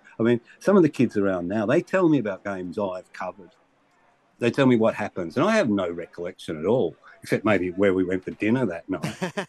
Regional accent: Australia; I grew up, you know, suffering, wearing the hair shirt of being an Australian cricket fan

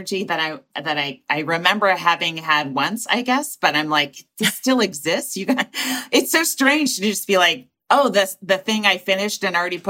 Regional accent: Walnut Creek, California, United States; moved away as an adult; also born or lived in New York; I started in 87 and I was from Walnut Creek

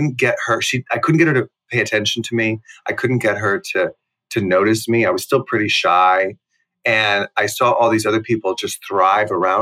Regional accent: Plano, Texas, United States; also born or lived in Houston, Texas; I was in Houston until I was about six, and then we moved to Dallas. Really, we moved from the Meadows, which is the suburb of Houston, to Plano, which is the suburb of Dallas. Plano being where I spent most of my childhood

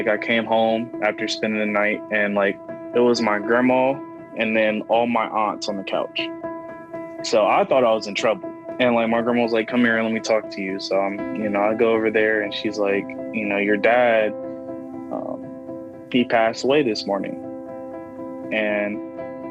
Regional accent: Columbus, Ohio, United States; I'm 18, and I'm from Columbus, Ohio.

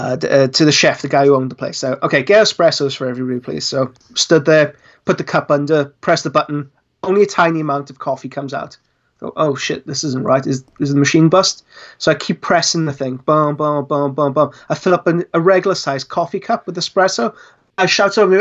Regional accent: Wales, United Kingdom; I'm Welsh

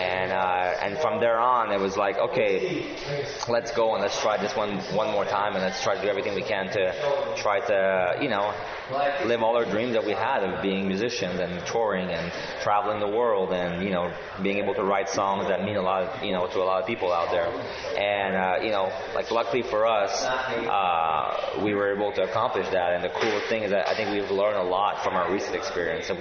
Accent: Montreal, Quebec, Canada; be in Montreal, which is our hometown

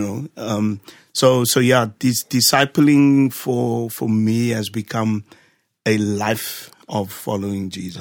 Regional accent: Cape Town, Western Cape, South Africa; moved away; born and raised in Cape Town, specifically Ocean View.

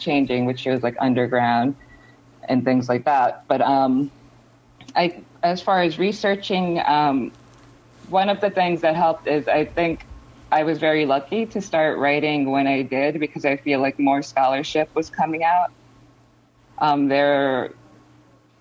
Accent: New York, United States; I grew up in New York

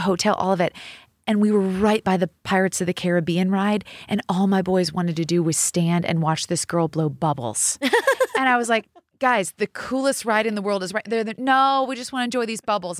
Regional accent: Seattle, Washington, United States; moved away; I grew up in Seattle, Washington

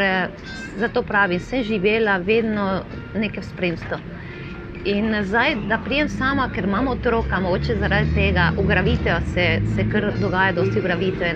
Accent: Caracas, Capital District, Venezuela; Slovenian is a second language; moved away as an adult; now in Maribor, Slovenia; Rodila sem se v Južni Ameriki, Venezuela, Caracas, glavno mesto

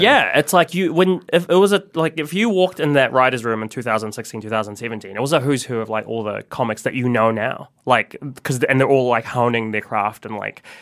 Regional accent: New Zealand; also born or lived in Philippines; growing up in New Zealand, being a migrant here

